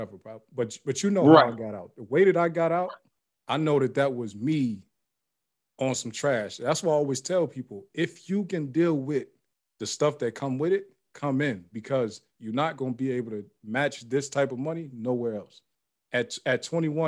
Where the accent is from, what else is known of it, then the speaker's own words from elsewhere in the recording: Youngstown, Ohio, United States; moved away; I'm from Youngstown, Ohio.